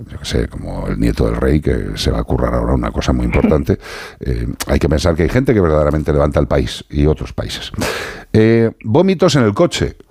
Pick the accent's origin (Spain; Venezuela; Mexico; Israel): Spain; Galicia; yo soy tauro y gallego